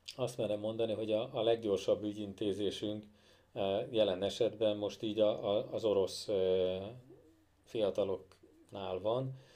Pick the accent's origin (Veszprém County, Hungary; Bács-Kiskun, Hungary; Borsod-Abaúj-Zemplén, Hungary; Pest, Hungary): Bács-Kiskun, Hungary; Kecskemét; mind a ketten kecskemétiek vagyunk